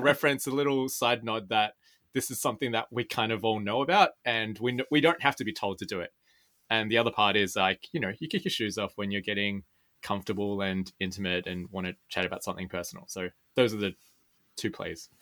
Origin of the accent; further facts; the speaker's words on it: Sydney, New South Wales, Australia; I was born and raised here in Sydney